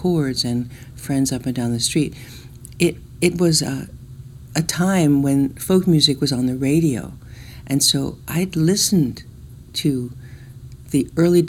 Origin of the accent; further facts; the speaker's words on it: Newark, New Jersey, United States; I was born in Newark, New Jersey.